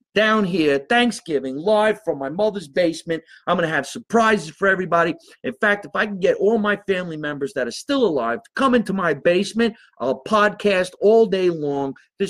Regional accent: New Jersey, United States; my home state of New Jersey

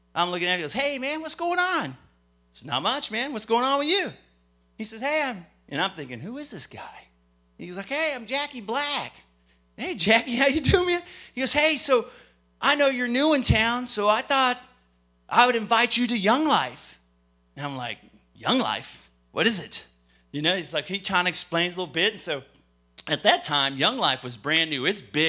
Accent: Lubbock, Texas, United States; also born or lived in Japan / Minot, North Dakota / Great Falls, Montana; And I was born in Japan. I lived in Minot, North Dakota. From Minot, North Dakota, I moved to Great Falls, Montana. From Great Falls, Montana, we moved out to Texas. And it's out to Texas in Lubbock, Texas. Lubbock, Texas is what I call home

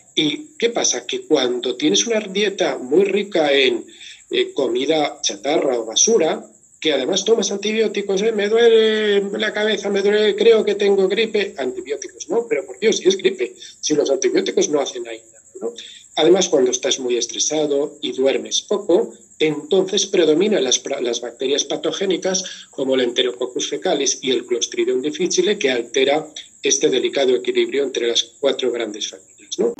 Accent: Valencian Community, Spain; Y como soy valenciano

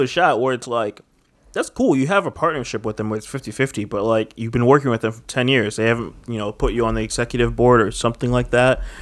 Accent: United States; I'm just a straight up American

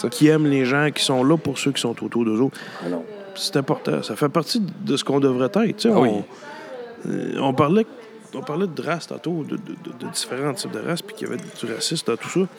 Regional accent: Gallix, Quebec, Canada; J'ai grandi à Galix.

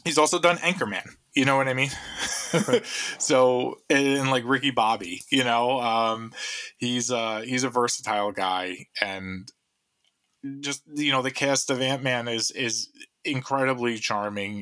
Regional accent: New York, United States; an American of Mediterranean descent, from New York

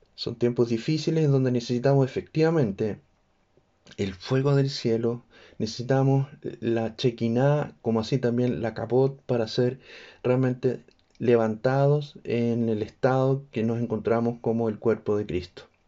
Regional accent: Chile

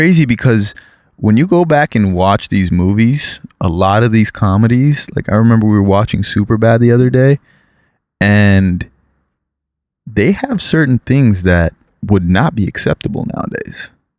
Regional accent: South Florida, United States; moved away as an adult; now in California, United States; growing up in South Florida in that melting pot society, I was raised with all sorts of cultures, especially Caribbean, Haitian cultures.

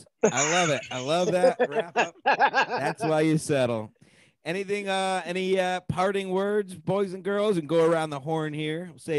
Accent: Connecticut, United States; I'm from Connecticut.

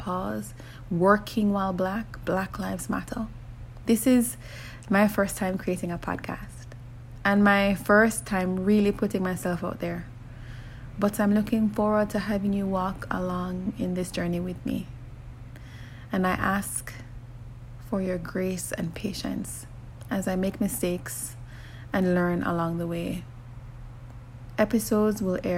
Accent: Jamaica; I grew up in Jamaica in one of those close-knit families

